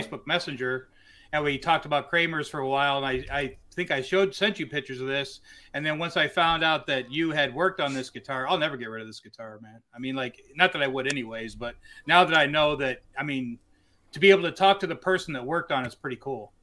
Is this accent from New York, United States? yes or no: no; Westland, Michigan, United States; moved away as an adult; also born or lived in Detroit, Michigan; now in California, United States; I grew up in Westland, Michigan